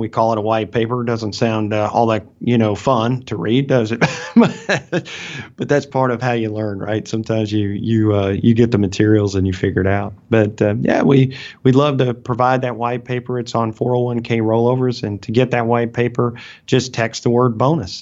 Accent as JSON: {"language": "English", "region": "Alabama", "country": "United States", "accent": "Southern", "said": "I'm from Alabama, right? And so I speak with a Southern accent"}